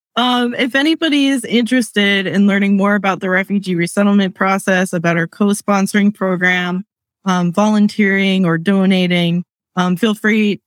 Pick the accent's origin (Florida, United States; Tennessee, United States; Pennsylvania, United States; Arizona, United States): Pennsylvania, United States; Lancaster; I am born and raised in Lancaster